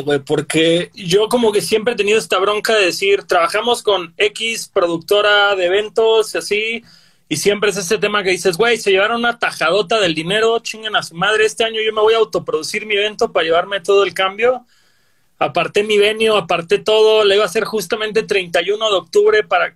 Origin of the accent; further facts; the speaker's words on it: Cancún, Quintana Roo, Mexico; yo que soy de Cancún